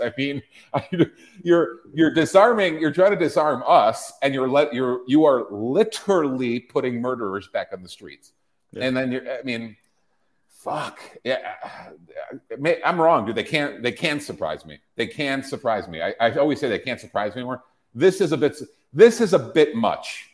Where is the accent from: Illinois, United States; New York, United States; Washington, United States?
Illinois, United States; Chicago; moved away; my hometown, my former hometown